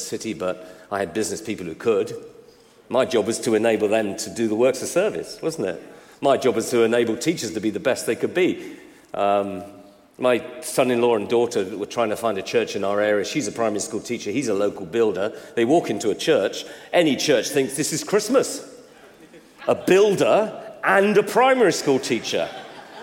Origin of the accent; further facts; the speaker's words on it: United Kingdom; I'm British